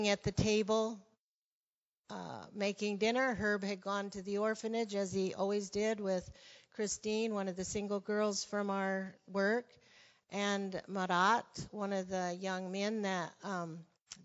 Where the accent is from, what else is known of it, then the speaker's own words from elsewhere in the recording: Arizona, United States; moved away as an adult; also born or lived in Brazil / Portugal / Russia; I was from Arizona